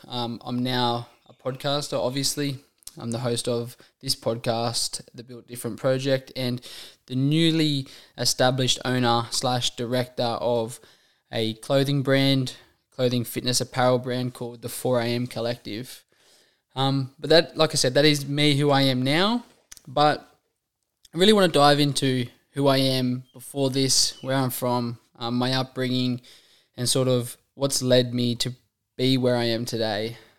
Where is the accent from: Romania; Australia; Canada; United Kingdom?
Australia; Warren, New South Wales; I am one of five children. I'm the oldest of five children. You know, we're all born and raised in Warren.